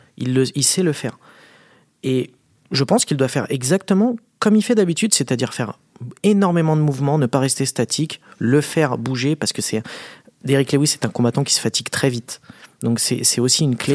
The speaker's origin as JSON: {"language": "French", "country": "France", "said": "on est français"}